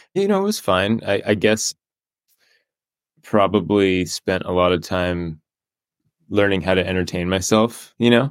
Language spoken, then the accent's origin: English; Encinitas, California, United States; moved away as an adult; also born or lived in Davis, California; now in San Francisco, United States; I grew up in North County, San Diego, so, like, Encinitas area